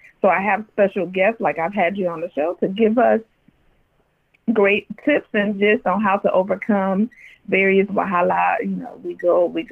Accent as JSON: {"language": "English", "town": "Chicago", "region": "Illinois", "country": "United States", "tie": "born or raised there", "said": "I was born and raised in Chi-Town."}